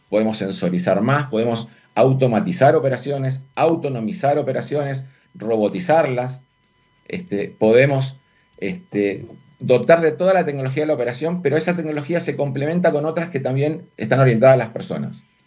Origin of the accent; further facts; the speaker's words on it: Argentina; accent: Argentine; moved away as an adult; also born or lived in Buenos Aires; now in Chile; yo soy argentino. Eso es, un, sello que no puedo evitar con, el tono de mi voz.